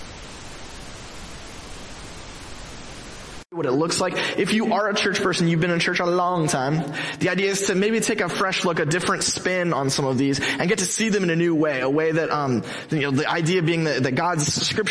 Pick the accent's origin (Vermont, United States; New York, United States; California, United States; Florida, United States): California, United States; Mission Viejo; I'm from Mission Viejo, Orange County, I grew up here